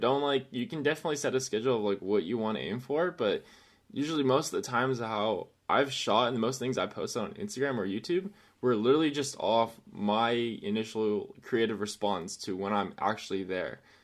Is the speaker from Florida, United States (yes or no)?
no; Chino Hills, California, United States; I am from Chino Hills, little outside town of the city, uh, in California, Southern California, actually.